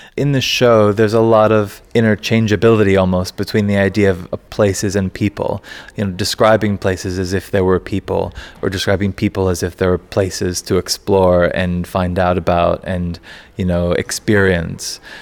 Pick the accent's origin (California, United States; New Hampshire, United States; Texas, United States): Texas, United States; moved away; I left where I grew up in Texas 13 years ago